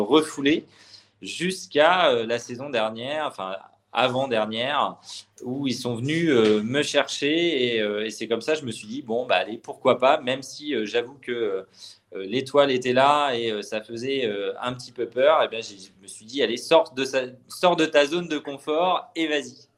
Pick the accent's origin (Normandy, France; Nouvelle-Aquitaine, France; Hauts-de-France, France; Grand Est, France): Normandy, France; also born or lived in Le Mans; je suis né au Mans, mais j'ai toujours grandi en Normandie